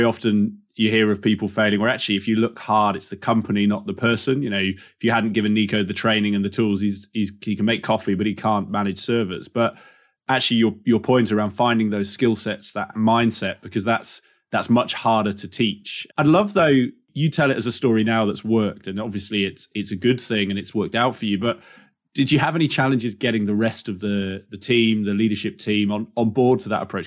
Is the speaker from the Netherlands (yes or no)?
no; England, United Kingdom; as an English man in England